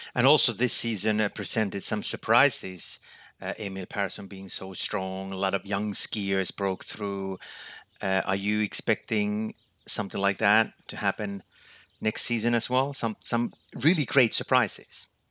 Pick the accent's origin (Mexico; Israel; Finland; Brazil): Finland; my home country, Finland